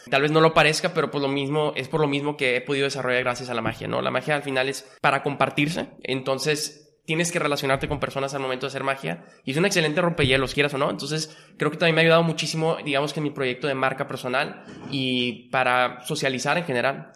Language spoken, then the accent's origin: Spanish; Monterrey, Nuevo León, Mexico; also born or lived in Mexico City; Yo soy de Monterrey y viví prácticamente toda mi vida aquí